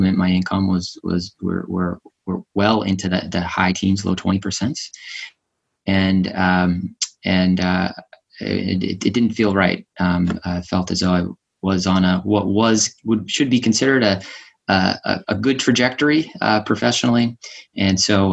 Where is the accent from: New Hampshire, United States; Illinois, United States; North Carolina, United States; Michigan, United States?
New Hampshire, United States; also born or lived in Boston, Massachusetts, United States; I was born in Boston, grew up in New Hampshire.